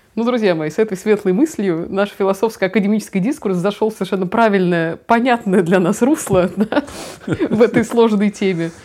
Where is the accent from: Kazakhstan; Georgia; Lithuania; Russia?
Russia; Я там одна была из России